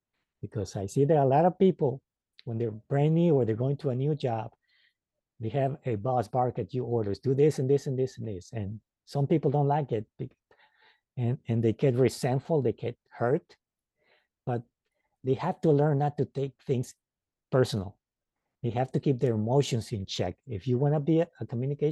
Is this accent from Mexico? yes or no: yes; Mexico; English is a second language; now in United States; And I live now in the United States, but I was born in Mexico. And when I came to the United States, it was a bit of a culture shock with the language